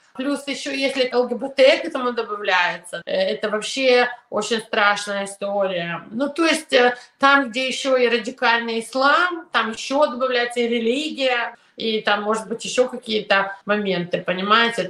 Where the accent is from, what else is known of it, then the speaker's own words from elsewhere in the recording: New York, United States; also born or lived in Ukraine / Soviet Union; я еще выросла в Нью-Йорке и училась в ужасной школе